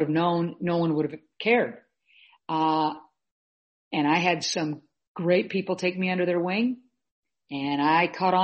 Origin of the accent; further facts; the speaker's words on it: Omaha, Nebraska, United States; I was born and raised in Omaha, Nebraska